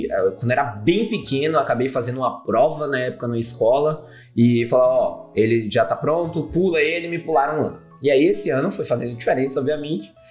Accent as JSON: {"language": "Portuguese", "town": "Aracaju", "region": "Sergipe", "country": "Brazil", "said": "eu sou, do, sou de Aracaju, que é a capital de Sergipe, o menor estado do Brasil."}